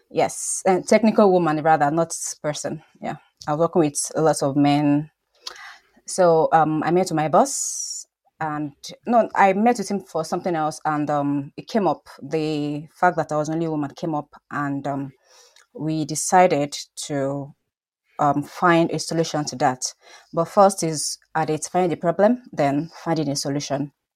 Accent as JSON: {"language": "English", "country": "Nigeria", "moved": "yes", "said": "I'm Nigerian"}